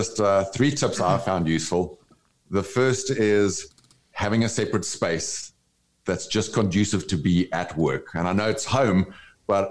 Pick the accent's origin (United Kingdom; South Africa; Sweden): South Africa; moved away as an adult; also born or lived in Brazil; now in United States; I grew up in South Africa under the apartheid laws that separated people of different races